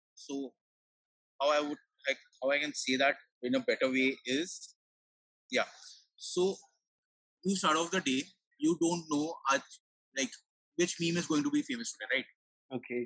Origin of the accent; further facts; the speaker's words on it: Mumbai, Maharashtra, India; moved away as an adult; now in Gurgaon, India; I'm from Bombay. I hail from uh, the city of dreams, Mumbai